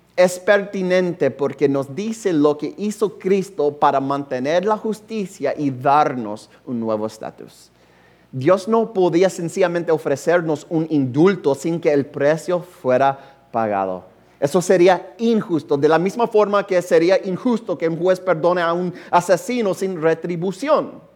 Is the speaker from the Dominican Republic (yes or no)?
no; United States; Spanish is a second language; como norteamericano